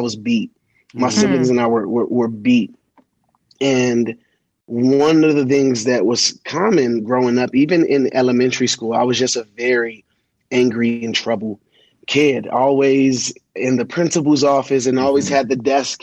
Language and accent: English; Colorado Springs, Colorado, United States; also born or lived in Washington, D.C.; I was born in Washington, D.C., and at the age of 5 months old, my father went to jail for attempted murder. At six, my mom married a guy who was in the military from D.C., and he got stationed out here in Colorado